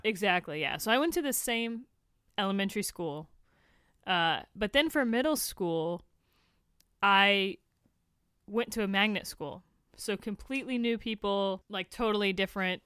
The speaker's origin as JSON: {"language": "English", "town": "Tampa", "region": "Florida", "country": "United States", "tie": "born or raised there", "also_born_or_lived": "Tallahassee, Florida", "moved": "as an adult", "lives_now": "Los Angeles, United States", "said": "I was born there, I was raised there"}